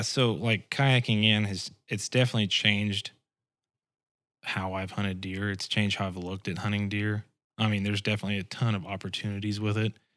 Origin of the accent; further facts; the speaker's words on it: Springfield, Missouri, United States; also born or lived in South Georgia; when we moved back here, we lived in Springfield, and, uh, that's where I kinda grew up